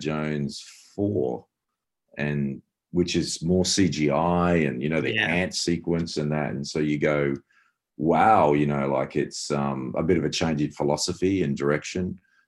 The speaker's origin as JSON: {"language": "English", "town": "Perth", "region": "Western Australia", "country": "Australia", "tie": "born or raised there", "said": "growing up in Perth, West Australia"}